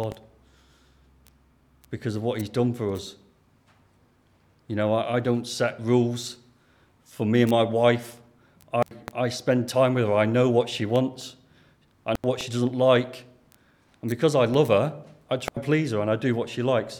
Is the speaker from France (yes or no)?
no; Lancashire, North West England, United Kingdom; accent: Lancashire; in my Lancashire Greek accent